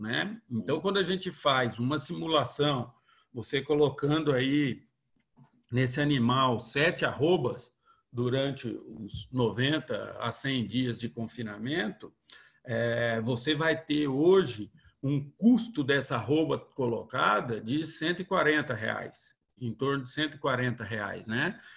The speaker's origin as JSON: {"language": "Portuguese", "region": "interior of São Paulo", "country": "Brazil", "also_born_or_lived": "Viçosa", "moved": "as an adult", "said": "eu sou do interior de São Paulo"}